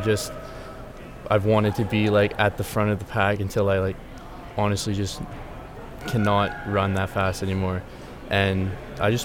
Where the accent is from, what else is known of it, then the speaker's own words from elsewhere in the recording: Chatham, Ontario, Canada; moved away as an adult; now in Guelph, Canada; I grew up in Chatham, Ontario, which is close to Windsor and London